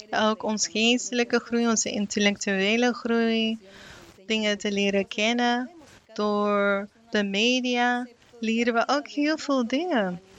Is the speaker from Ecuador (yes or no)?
yes; Ecuador; Ik kom uit Ecuador. En ik hoop op een dag dat wij daar ook een regering zullen hebben